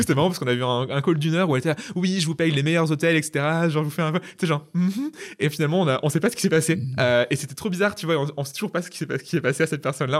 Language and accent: French; Poitiers, Nouvelle-Aquitaine, France; moved away as an adult; also born or lived in Bristol / Toulouse; je suis originaire de Poitiers. Et mm. d'ailleurs, à 20 ans, je suis parti de, Poitiers